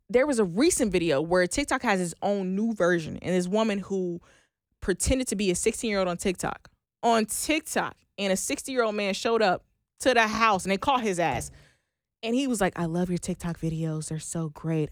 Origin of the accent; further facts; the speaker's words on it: Oklahoma, United States; I am from Oklahoma